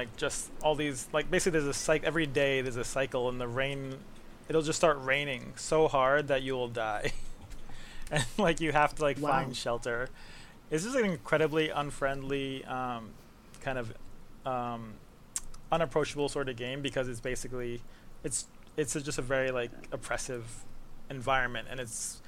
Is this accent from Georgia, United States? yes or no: no; New York City, New York, United States; From the Bronx.